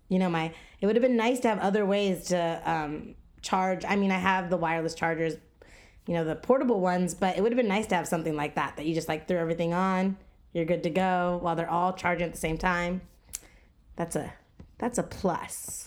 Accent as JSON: {"language": "English", "region": "Texas", "country": "United States", "tie": "born or raised there", "said": "I was born here, um, my fa-, my parents were born here, um, my grandparents were born here."}